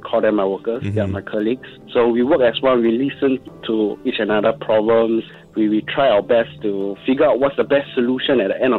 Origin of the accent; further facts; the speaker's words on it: Singapore; being a Singaporean, and especially our culture of hawker center